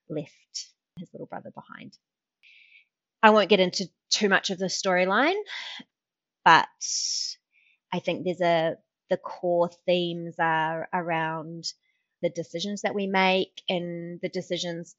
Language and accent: English; New Zealand; moved away; I am a Kiwi